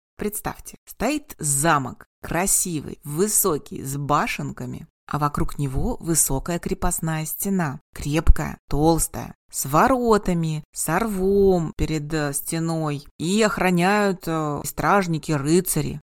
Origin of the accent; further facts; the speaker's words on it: Kazan, Tatarstan, Russia; Я принимаю как в родном городе, в Казани, так и онлайн